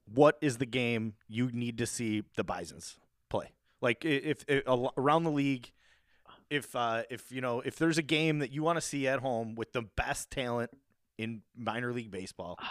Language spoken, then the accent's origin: English; Buffalo, New York, United States; that's a lot of growing up in South Buffalo